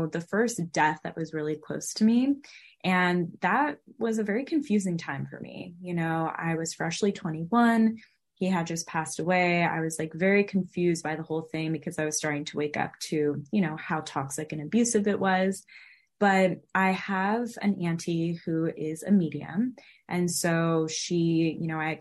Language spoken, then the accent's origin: English; California, United States; also born or lived in Los Angeles; I was born and raised in California